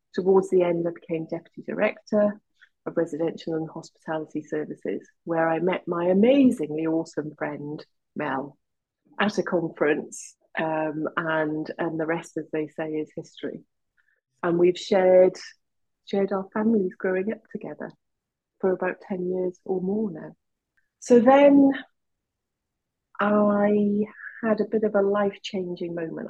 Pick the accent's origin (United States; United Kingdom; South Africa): United Kingdom; West Wales; What's in West Wales? I've grown up there.